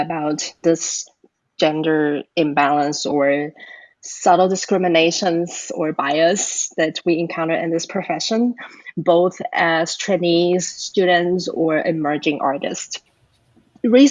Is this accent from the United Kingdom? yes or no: no; Taiwan; now in Atlanta, United States; I'm originally from Taiwan, and I live in Atlanta, Georgia